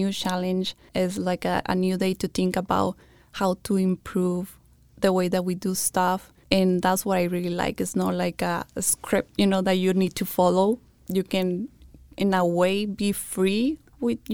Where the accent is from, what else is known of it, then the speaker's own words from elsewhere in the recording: Mexico; English is a second language; moved away as an adult; also born or lived in Yuma County, Arizona; now in Yuma, United States; I graduated high school in Mexico, and then I came over here